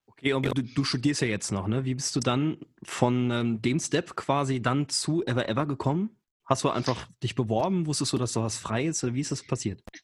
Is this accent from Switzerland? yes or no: no; Saarland, Germany; der einzige gebürtige Saarländer